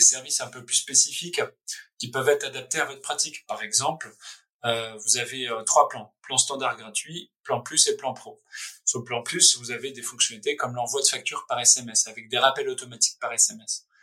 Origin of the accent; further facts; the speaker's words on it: France; also born or lived in Paris / San Francisco; c'est notre pays, enfin je suis français